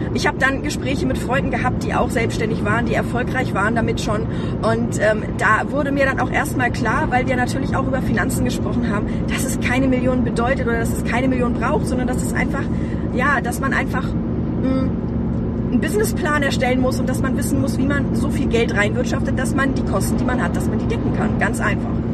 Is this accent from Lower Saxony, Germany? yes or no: yes; Hanover, Lower Saxony, Germany; also born or lived in Ronnenberg; es war halt mitten, mitten in Hannover, mitten in der Stadt